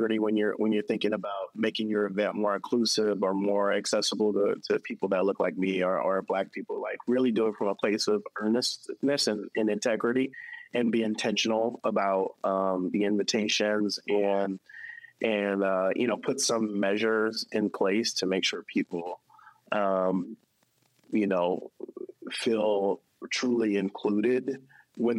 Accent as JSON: {"language": "English", "area": "North Fulton County", "region": "Georgia", "country": "United States", "tie": "born or raised there", "also_born_or_lived": "South Central Los Angeles, California"}